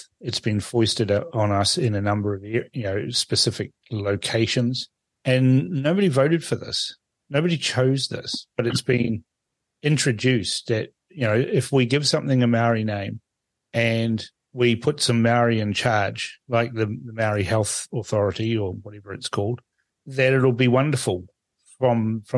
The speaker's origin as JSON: {"language": "English", "country": "Fiji", "tie": "born or raised there", "moved": "yes", "lives_now": "New Zealand", "said": "I was born in Fiji, so I'm what they'd call a settler"}